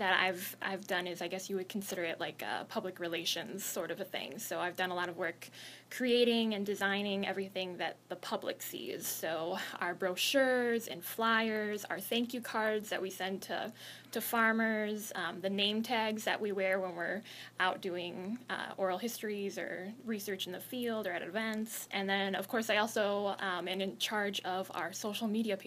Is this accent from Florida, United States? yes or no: no; Waukesha, Wisconsin, United States; I'm originally from Waukesha, Wisconsin, and that's actually where I started college.